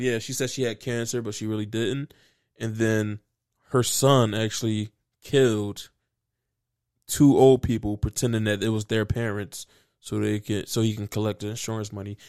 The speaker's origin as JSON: {"language": "English", "town": "Philadelphia", "region": "Pennsylvania", "country": "United States", "said": "I'm feeling good as a Philadelphian"}